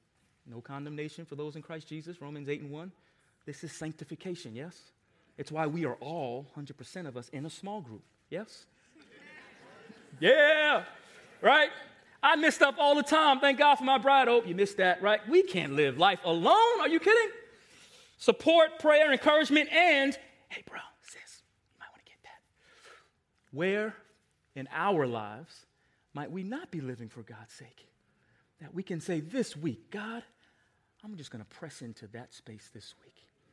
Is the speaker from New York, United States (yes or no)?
yes; Long Island, New York, United States; I want to go back to Long Island. I lost my accent. I don't even sound like I'm from New York anymore. Let me go get a taste of where I grew up.